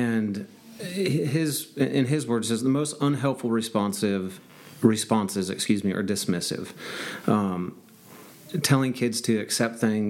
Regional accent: Pacific Northwest, United States; moved away as an adult; now in North Carolina, United States; I'm from the Pacific Northwest, and the military brought me out here.

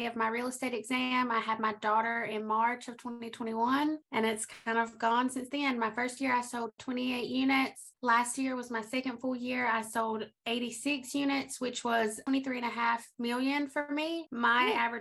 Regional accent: Lumberton, North Carolina, United States; now in Columbia, United States; I am from North Carolina. I live in Columbia, South Carolina. That's where I work. But I'm originally from North Carolina. And I'm a member of a American Indian tribe, the Lumbee tribe of North Carolina. So a lot of people there sound just like

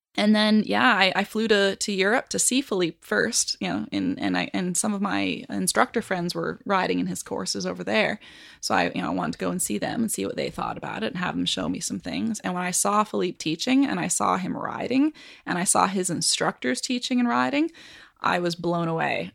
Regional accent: Canada; moved away as an adult; now in Kansas City, United States; I come from Canada

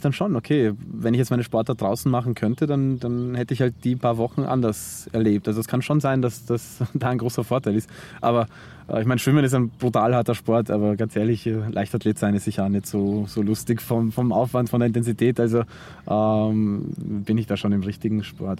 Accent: Zwettl, Lower Austria, Austria; now in Vienna, Austria; ich in Zwettl ähm, aufgewachsen bin und dann nach Wien gezogen bin

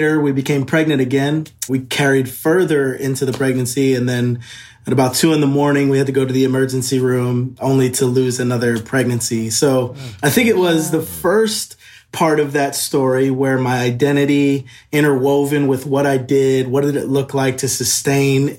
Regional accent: New Jersey, United States; moved away as an adult; also born or lived in Virginia / Nashville, Tennessee / California; now in Franklin, United States; I grew up in New Jersey, was there until I graduated high school

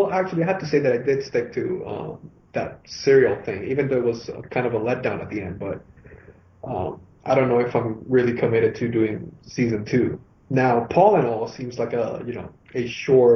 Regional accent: Venezuela; first language Spanish; English is a second language; now in Miami, United States; I'm originally from Venezuela

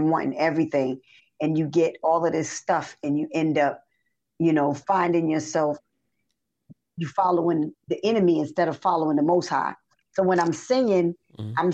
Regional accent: the South, United States; moved away as an adult; also born or lived in New York / Princeton, New Jersey; now in Georgia, United States; I grew up in the South

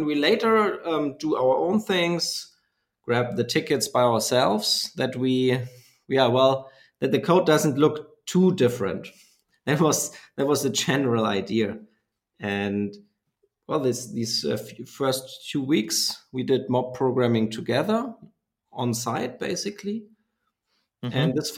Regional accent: a very small town south of Nuremberg, Bavaria, Germany; I'm from Germany and born in a very small town south of Nuremberg.

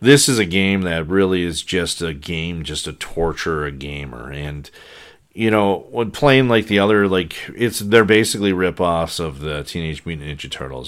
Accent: Saint Paul, Minnesota, United States; growing up in Saint Paul

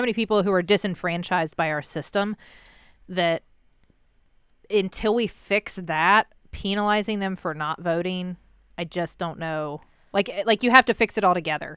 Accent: United States; I'm an American

